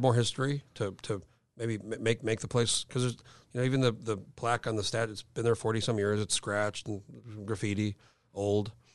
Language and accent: English; New Mexico, United States; I grew up in New Mexico